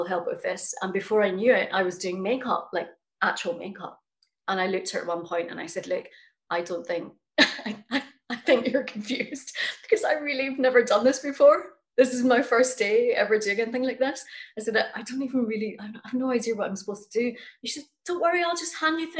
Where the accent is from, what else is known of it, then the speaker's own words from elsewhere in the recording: Scotland, United Kingdom; also born or lived in New York; I've been performing since I was very young, growing up in Scotland